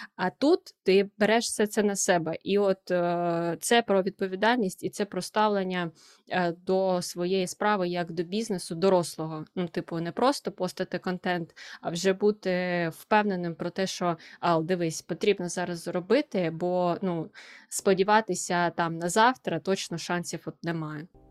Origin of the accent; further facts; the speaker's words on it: Kharkiv, Kharkiv Oblast, Ukraine; moved away as an adult; now in Lisbon, Portugal; Я харків'янка